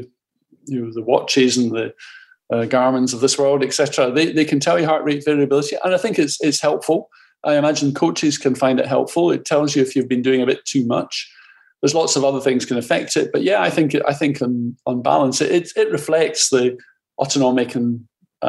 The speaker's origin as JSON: {"language": "English", "town": "Glasgow", "region": "Scotland", "country": "United Kingdom", "said": "I'm Glaswegian, there we live in deep-fried Mars bars and McDonald's"}